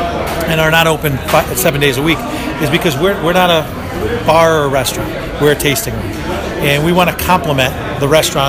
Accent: the Valley, Connecticut, United States; This is the Valley. We're from the Valley.

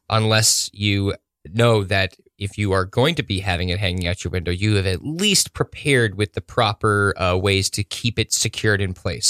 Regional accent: Woodstock, New York, United States; I'm from Woodstock

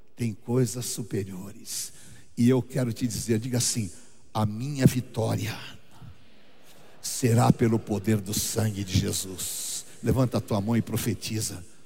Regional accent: Barbacena, Minas Gerais, Brazil; Quando eu era criança lá em Barbacena

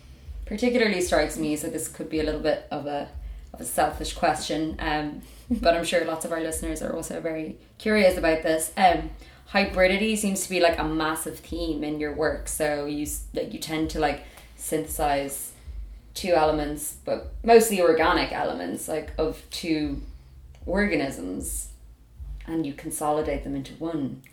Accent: Ireland; accent: Irish; my Irish accent

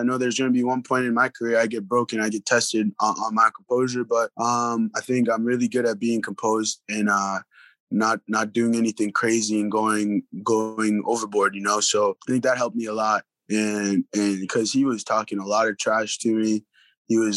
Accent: New York City, New York, United States; moved away; also born or lived in New England; Brooklyn was not easy. Now if you go to Brooklyn, it's super hipster now. It's like not the same. But when I was there, it was pretty gritty over there

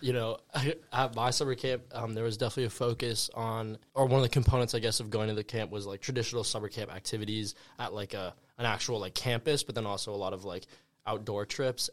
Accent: Santa Monica, California, United States; I am from Los Angeles, California, more specifically Santa Monica

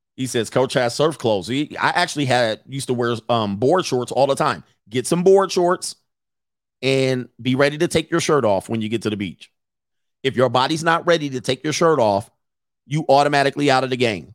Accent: Southern California, United States; I grew up in Southern California

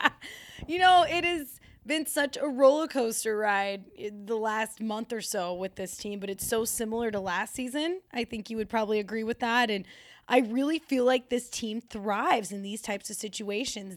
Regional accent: Colorado, United States; Born and raised in Colorado

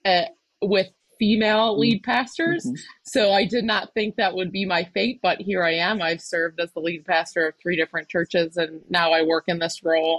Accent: Buffalo, New York, United States; now in New Jersey, United States; I'm originally from Buffalo, New York. I did not grow up in New Jersey

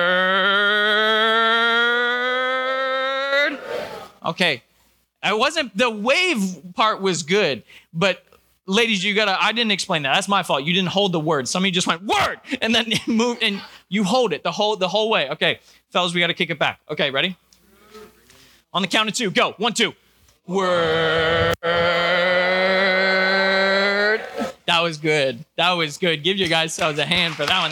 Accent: New Jersey, United States; moved away as an adult; also born or lived in Georgia / Virginia / York, Pennsylvania; now in Pittsburgh, United States; I was born in Georgia, grew up in New Jersey, went to school in Virginia

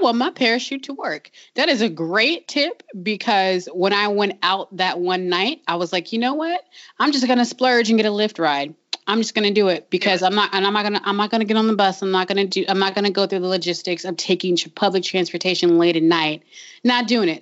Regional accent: Long Beach, California, United States; I'm from Long Beach, where um, that's a city that desperately wants to be Portland

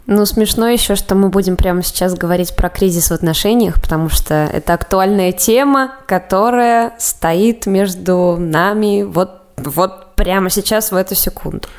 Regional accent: Samara, Samara Oblast, Russia; also born or lived in Moscow; мне 25 лет, я родом из Самары

